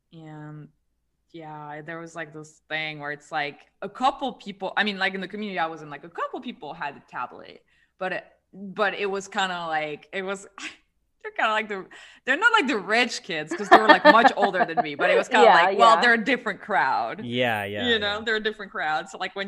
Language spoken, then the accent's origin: English; France; English is a second language; now in United States; when I moved from France to the US, like, well, I didn't speak English really well at all, and I wasn't familiar with the culture, the American culture